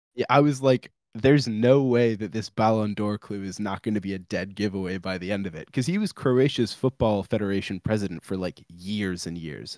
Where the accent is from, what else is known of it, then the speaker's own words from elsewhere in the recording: United States; I'm American